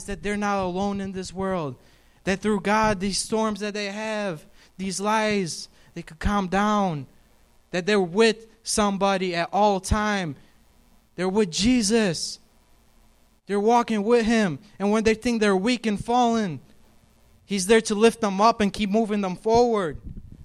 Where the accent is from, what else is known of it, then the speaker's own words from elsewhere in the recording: New York, United States; moved away; I'm from New York